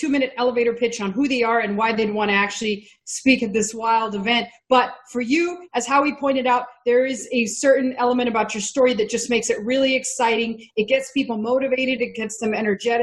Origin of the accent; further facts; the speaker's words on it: Texas, United States; I'm from Texas